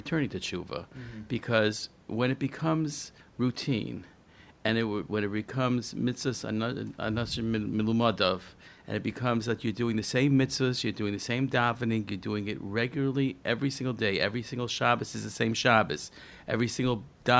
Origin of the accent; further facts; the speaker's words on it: New Haven, Connecticut, United States; I was raised in New Haven, Connecticut, and in a small little town